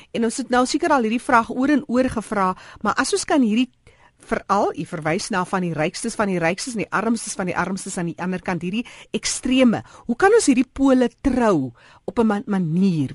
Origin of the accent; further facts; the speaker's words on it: South Africa; ons as Suid-Afrikaners